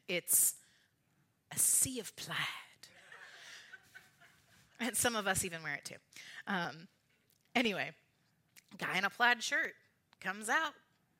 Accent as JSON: {"language": "English", "town": "Richland", "region": "Washington", "country": "United States", "said": "if I say I'm from Richland and we're in Yakima."}